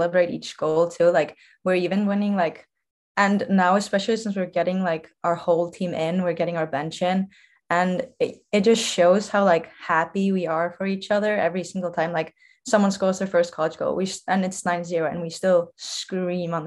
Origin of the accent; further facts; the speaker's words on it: Iceland; moved away as an adult; also born or lived in Idaho; now in Savannah, United States; I'm from Iceland